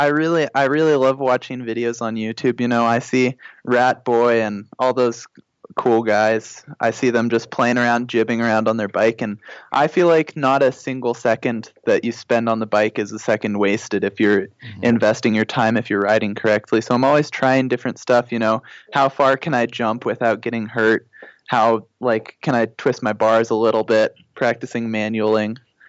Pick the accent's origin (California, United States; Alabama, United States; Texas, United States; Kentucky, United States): California, United States; also born or lived in Nebraska; So I was born in Nebraska. My dad was doing his surgery residency there, but they're both from California. So I'd say if I had to say somewhere that I'm from other than Kajabi, probably California.